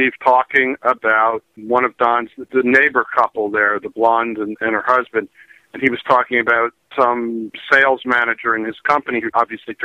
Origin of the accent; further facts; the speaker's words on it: New York City, New York, United States; growing up in New York City